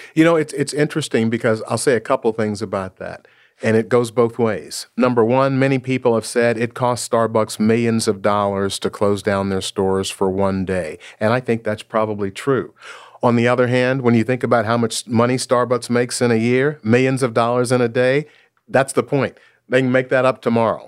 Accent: Memphis, Tennessee, United States; now in Seattle, United States; I was born and raised in Memphis, Tennessee

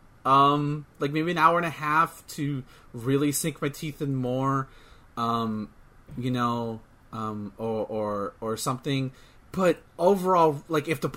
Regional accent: United States; we're from America

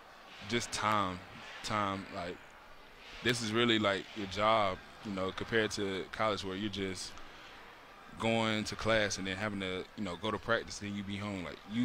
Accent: the South, United States; I'm from the South, so, you know, you got chicken, ham, turkey, dressing, mac and cheese

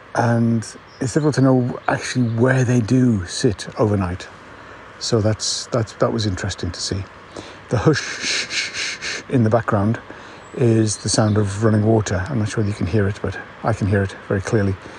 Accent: United Kingdom; I'm a Brit

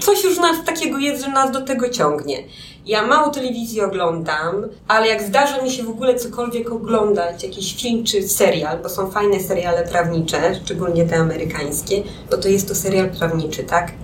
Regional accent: Białystok, Podlaskie Voivodeship, Poland; moved away as an adult; also born or lived in Łódź; now in Warsaw, Poland; W Białymstoku, do Białego Stoku przenieśliśmy się z rodzicami, kiedy miałam 9 lat

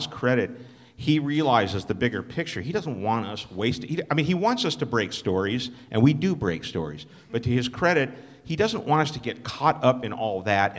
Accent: Los Angeles, California, United States; I grew up in Los Angeles

